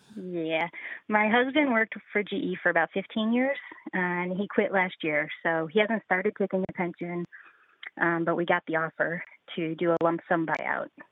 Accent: Western New York, United States; also born or lived in Texas; now in Tennessee, United States; I'm originally from Western New York, and then we lived in Texas for a while, and we landed in Tennessee

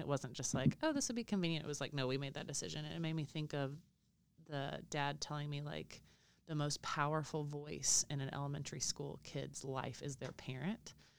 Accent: Alabama, United States; I'm from Alabama

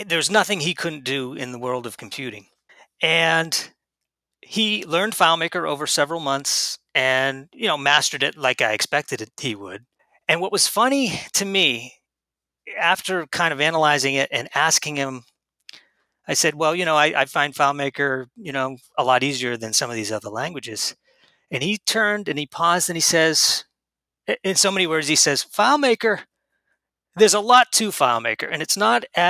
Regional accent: New Hampshire, United States; moved away; I was originally from New Hampshire

